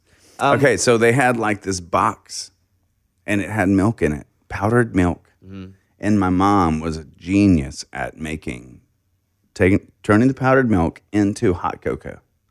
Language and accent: English; Hardy, Arkansas, United States; I grew up in Hardy, Cherokee Village.